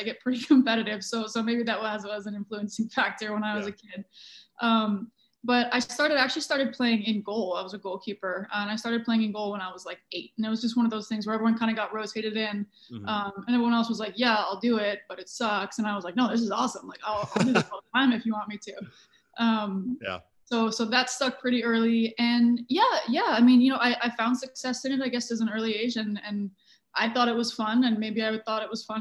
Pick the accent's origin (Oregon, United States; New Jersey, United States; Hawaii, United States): Hawaii, United States; I grew up in Hawaii